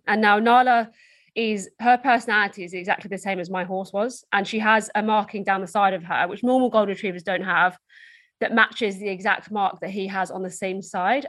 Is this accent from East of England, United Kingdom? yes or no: yes; Essex, East of England, United Kingdom; So I'm from Essex in the UK, which is just outside London